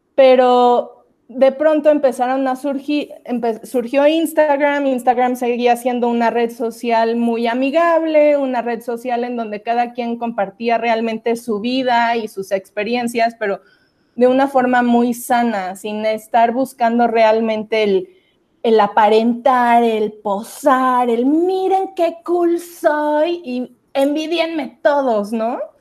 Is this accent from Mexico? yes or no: yes; Mexico City, Mexico; Yo soy del DF